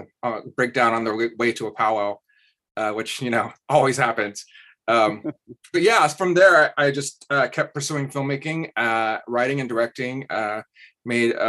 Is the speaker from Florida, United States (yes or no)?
no; Kansas, United States; I'm from Kansas